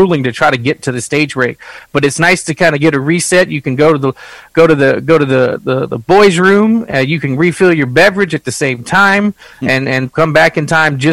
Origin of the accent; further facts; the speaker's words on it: South Texas, United States; I'm from South Texas